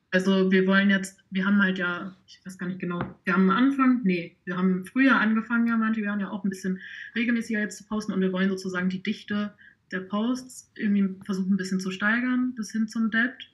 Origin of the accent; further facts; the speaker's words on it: Osnabrück district, Lower Saxony, Germany; moved away as an adult; now in Hanover, Germany; Also ich komme eigentlich ursprünglich aus dem Landkreis Osnabrück und ich studiere jetzt in Hannover.